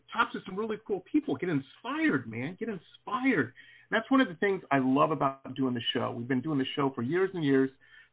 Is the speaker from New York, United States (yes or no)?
no; Detroit, Michigan, United States; moved away as an adult; also born or lived in Boston; I grew up in Metro Detroit